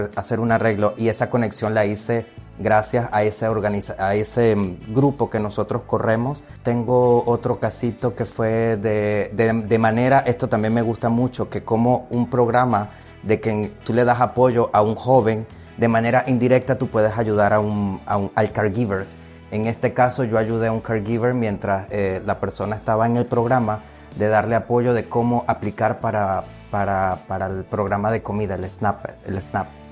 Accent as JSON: {"language": "Spanish", "country": "Venezuela", "moved": "as an adult", "lives_now": "Rhode Island, United States", "said": "yo soy inmigrante, yo soy de Venezuela"}